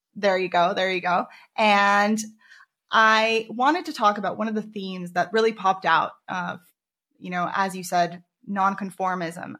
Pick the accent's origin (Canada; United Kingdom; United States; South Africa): United States; moved away; I grew up in America for ten years